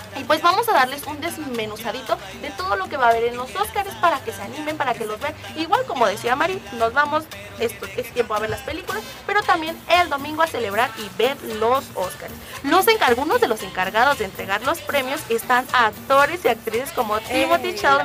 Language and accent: Spanish; Mexico; somos mexicanos. Hay que conocer nuestra historia